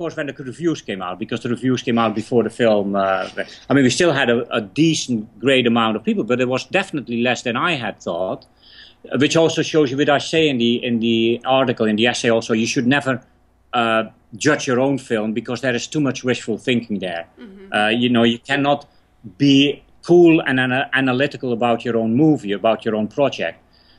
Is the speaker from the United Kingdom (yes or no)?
yes; England, United Kingdom; I weirdly enough didn't know him because I came from England, so I didn't know how popular he was.